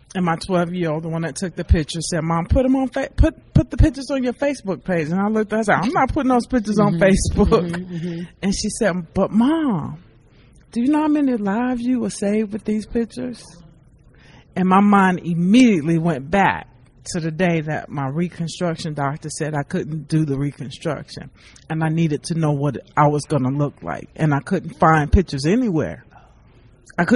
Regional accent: Biloxi, Mississippi, United States; my hometown of Biloxi, Mississippi.

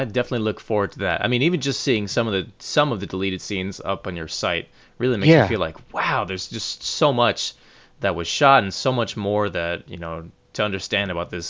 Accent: New York City, New York, United States; as a New Yorker

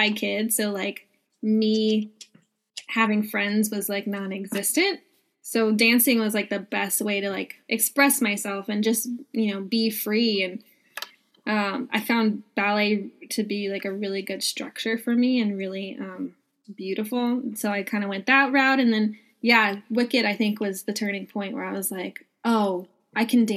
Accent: Los Angeles, California, United States; born and raised in Los Angeles, and didn't move into the city until 2016

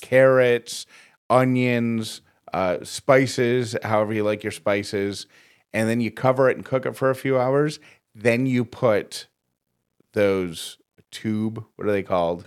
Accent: Syracuse, New York, United States; moved away; that's my hometown where I'm from

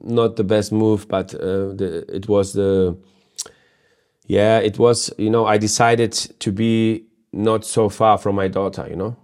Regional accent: Hamburg, Germany; I, I was born in Hamburg. I live in Hamburg now still.

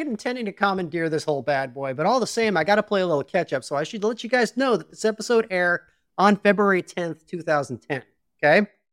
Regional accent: Chicago, Illinois, United States; I was born in Chicago, Illinois

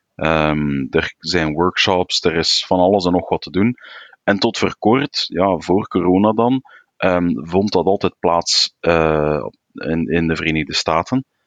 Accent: Flanders, Belgium; Als Vlaming

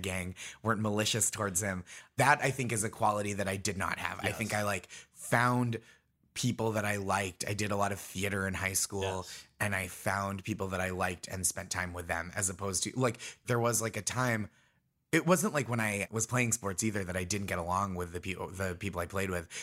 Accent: Stoneham, Massachusetts, United States; So I grew up in Stoneham, Massachusetts, which is Nancy Kerrigan's hometown

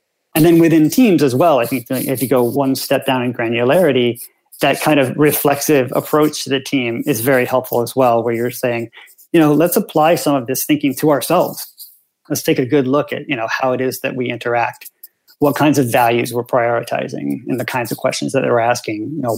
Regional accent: United States; which I'd never thought about because obviously I'm American

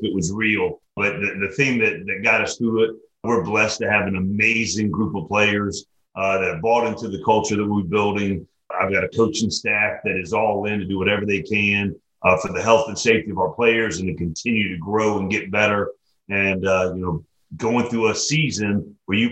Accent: Atlanta, Georgia, United States; I'm born and raised in Atlanta

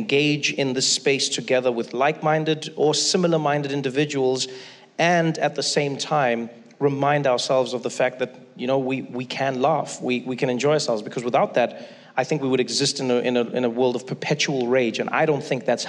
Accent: South Africa; moved away; I grew up in South Africa

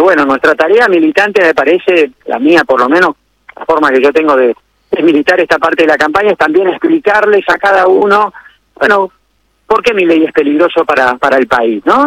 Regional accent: Argentina; como yo, como muchísimos argentinos

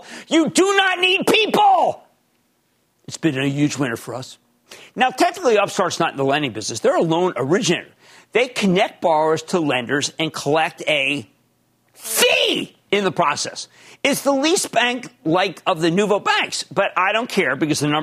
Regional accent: Philadelphia, Pennsylvania, United States; accent: Philadelphia; That's my Philadelphia accent

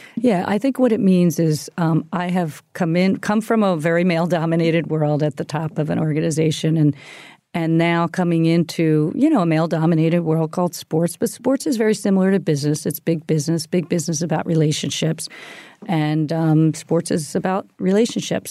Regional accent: Philadelphia, Pennsylvania, United States; we grew up in the Philadelphia area

